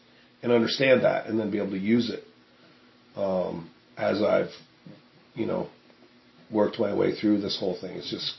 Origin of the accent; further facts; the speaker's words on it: Woodstock, Vermont, United States; Woodstock, Vermont.